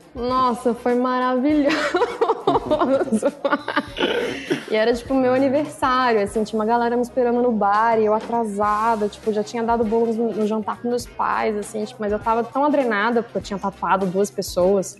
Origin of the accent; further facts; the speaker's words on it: Brasília, Federal District, Brazil; moved away as an adult; now in São Paulo, Brazil; Sou tatuadora de Brasília, moro em São Paulo há uns dois anos e meio.